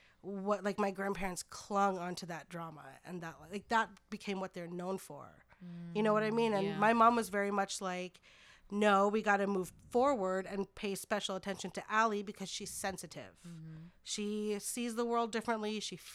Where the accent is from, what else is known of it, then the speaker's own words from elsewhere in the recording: Philippines; Yeah, I'm Filipino.